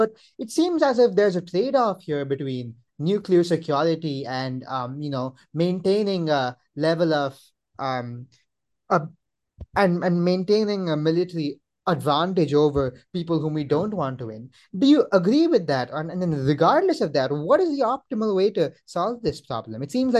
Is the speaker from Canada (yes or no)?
no; India; I'm Indian.